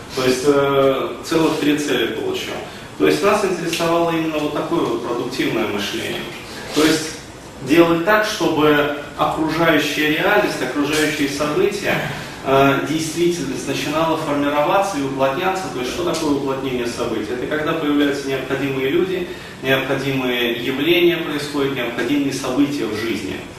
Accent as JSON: {"language": "Russian", "town": "Ufa", "region": "Bashkortostan", "country": "Russia", "said": "мы сами из Уфы, а, вот, и я и Тимофей"}